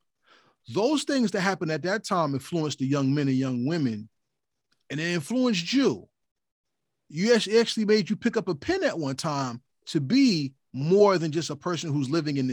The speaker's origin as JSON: {"language": "English", "region": "New Jersey", "country": "United States", "said": "I'm from Jersey, so we're considered the New York metropolitan area, but we're not New York"}